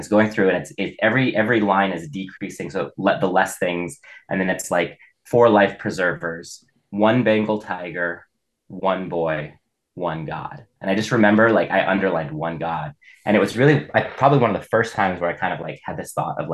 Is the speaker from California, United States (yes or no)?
no; Boise, Idaho, United States; also born or lived in Baker City, Oregon; I was born and raised here. I grew up in Boise